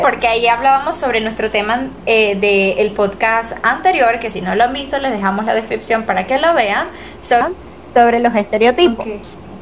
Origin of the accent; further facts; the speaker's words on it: Mérida, Venezuela; also born or lived in Caracas; yo soy de Mérida